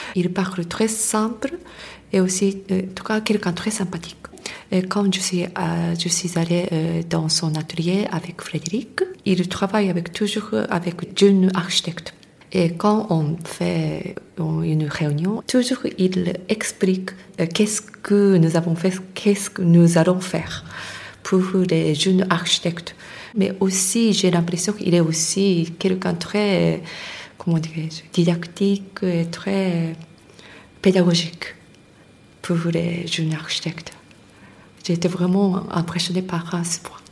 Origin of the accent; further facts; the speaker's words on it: Tokyo, Japan; French is a second language; moved away; je suis née à Tokyo, mais dans le quartier très populaire